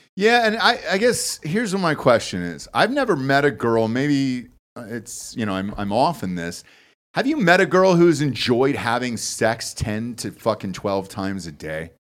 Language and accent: English; Georgia, United States; now in Austin, Texas, United States; originally Georgia